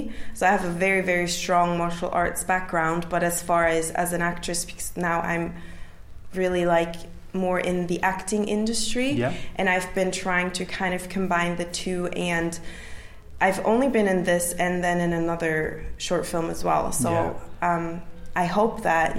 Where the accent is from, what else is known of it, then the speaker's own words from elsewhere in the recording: Switzerland; now in London, United Kingdom; I grew up in Switzerland, so I trained, I competed for the Swiss team.